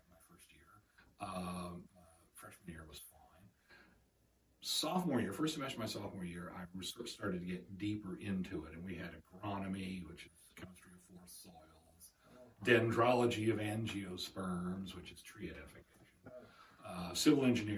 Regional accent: New Martinsville, West Virginia, United States; I was born in New Martinsville, West Virginia, which is about 35 miles south of Wheeling.

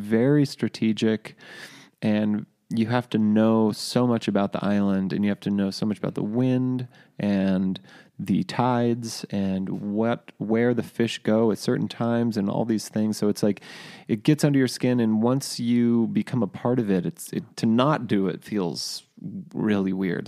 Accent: Cambria, California, United States; moved away as an adult; also born or lived in San Luis Obispo, California / Norway; that's my hometown

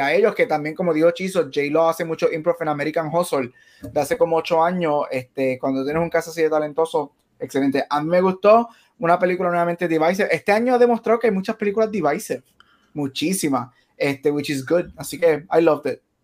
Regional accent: Puerto Rico; now in Arizona, United States; no soy lo suficientemente puertorriqueño

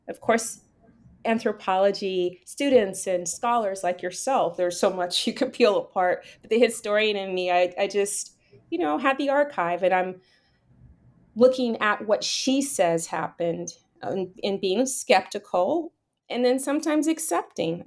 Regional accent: Miami, Florida, United States; moved away; also born or lived in New York; the way in which I was raised in Miami, so, you know, have that Bahamian side

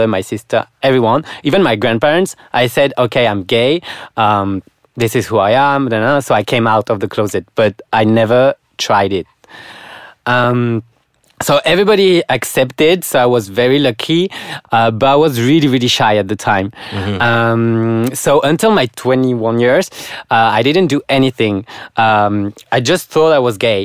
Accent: France; moved away as an adult; now in Malaysia; I'm from France. I'm 25 years old, still single. And I just came 4 months ago, to work here in Malaysia

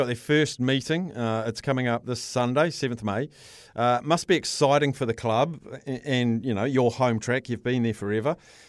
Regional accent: Manawatū-Whanganui, New Zealand; I'm from Manawatu

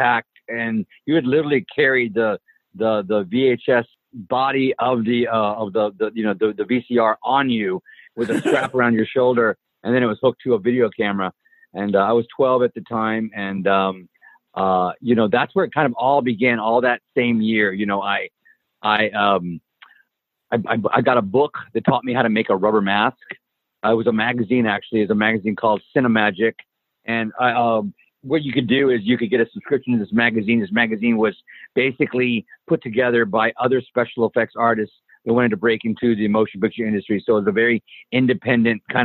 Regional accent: Helotes, Texas, United States; I grew up in a small town in Texas, Helotes, Texas

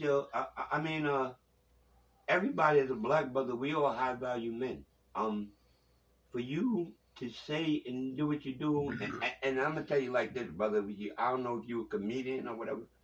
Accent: Long Island, Suffolk County, New York, United States; I'm from Long Island

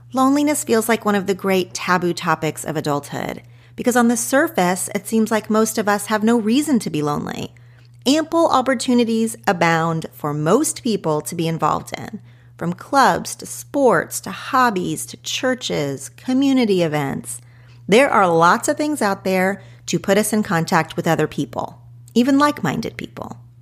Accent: Oklahoma, United States; moved away as an adult; also born or lived in Los Angeles; growing up in Oklahoma

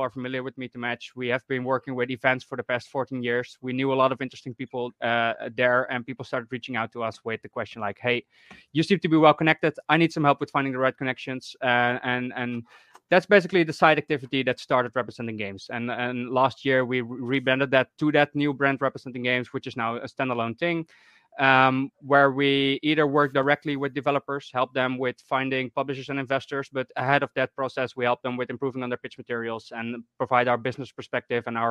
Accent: Netherlands; I'm from the Netherlands

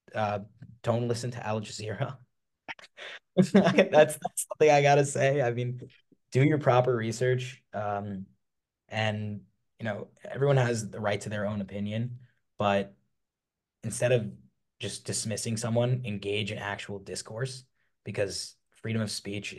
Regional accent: New York, United States; growing up in New York

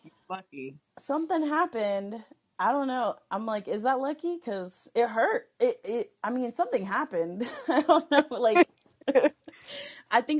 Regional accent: Texas, United States; now in Colorado, United States; I'm from Texas. I'm born and raised from Texas

